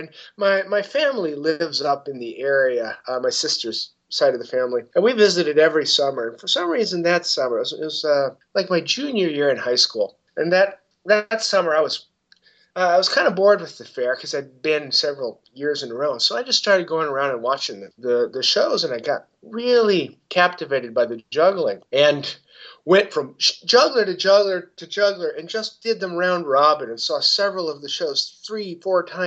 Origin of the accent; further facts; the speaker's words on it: southern Indiana, United States; about 2.5 hours away from my hometown up in Fort Wayne, Indiana, I think it was. I live in southern Indiana, down in Bloomington